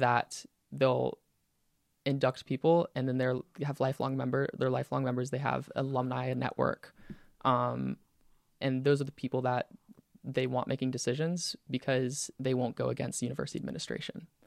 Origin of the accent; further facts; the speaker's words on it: Pensacola, Florida, United States; I'm from Pensacola